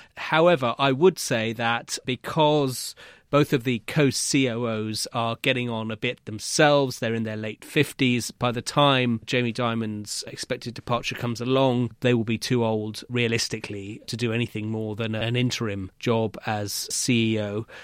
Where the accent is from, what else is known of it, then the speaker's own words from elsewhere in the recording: United Kingdom; as a Brit